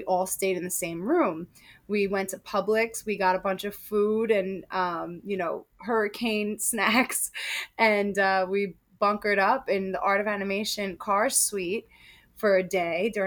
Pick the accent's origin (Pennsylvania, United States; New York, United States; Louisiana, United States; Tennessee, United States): New York, United States; New York City; also born or lived in Westchester County, New York; I grew up in Queens, and I now live in Westchester County, New York